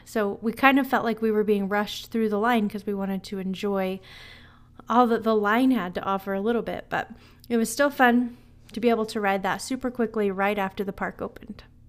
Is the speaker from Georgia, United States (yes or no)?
no; Utah, United States; I'm from Utah, so I'm used to the cold